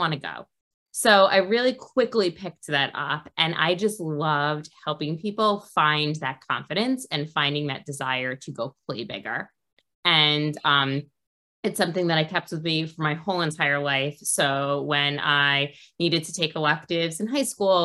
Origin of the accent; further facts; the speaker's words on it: New York City, New York, United States; Well, I'm from New York, from Queens, so I grew up 20 minutes outside of the city